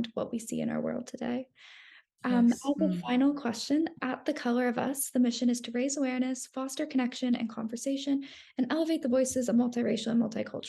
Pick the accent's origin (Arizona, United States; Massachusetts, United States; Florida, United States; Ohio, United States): Arizona, United States; Phoenix; I'm from Arizona, Phoenix, and the area in which I grew up was a very homogenous society